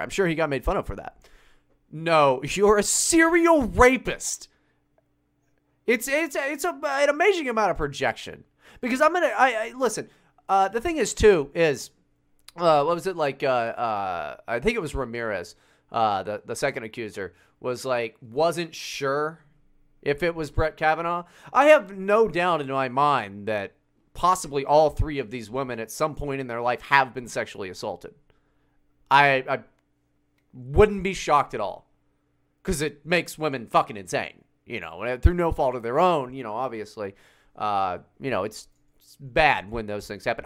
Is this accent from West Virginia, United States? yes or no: yes; West Virginia, United States; moved away; growing up in West Virginia.